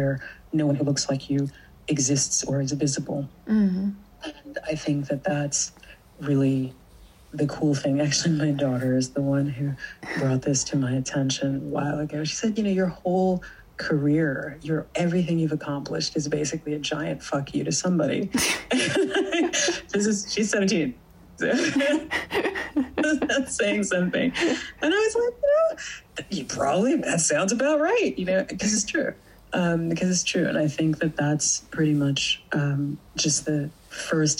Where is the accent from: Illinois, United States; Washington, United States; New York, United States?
New York, United States; moved away; I'm from the East Coast, I grew up in New York.